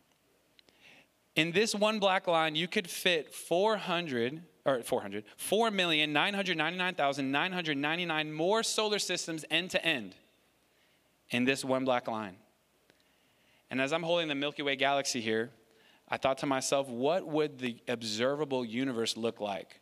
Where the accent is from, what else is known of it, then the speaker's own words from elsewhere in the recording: New York City, New York, United States; moved away; my dad and I come from New York City, and my dad and I, my dad and my mom and my brother, all lived in New York City in the Bronx